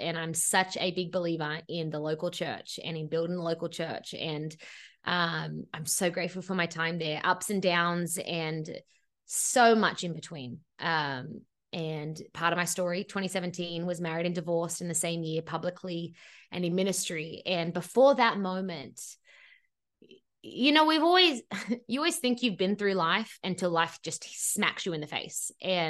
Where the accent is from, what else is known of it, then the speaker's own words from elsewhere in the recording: Sydney, New South Wales, Australia; moved away as an adult; now in Los Angeles, United States; And 10 years ago, I moved to Los Angeles from my childhood bedroom in Sydney, Australia, which is always an important point because I had never lived by myself.